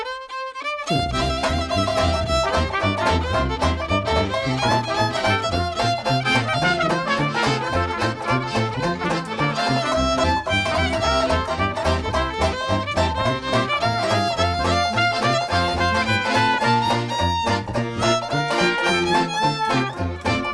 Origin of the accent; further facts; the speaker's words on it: Redford, Michigan, United States; Fireside Inn in Redford. Yes. My hometown.